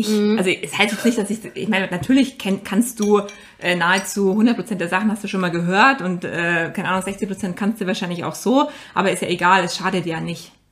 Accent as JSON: {"language": "German", "town": "Ingolstadt", "region": "Bavaria", "country": "Germany", "said": "Ich meine, ich habe es in München gemacht, ich komme aus der Nähe von Ingolstadt, das war natürlich ein Heimspiel für mich."}